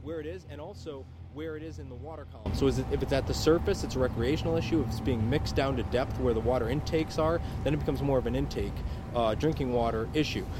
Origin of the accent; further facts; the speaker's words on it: New York, United States; moved away; also born or lived in Michigan; I grew up on New York, but I spent most of my summers on the shores of Lake Michigan